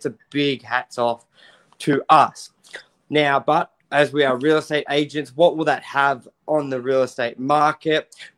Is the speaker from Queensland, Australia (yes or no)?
no; Sydney, New South Wales, Australia; We're from Sydney.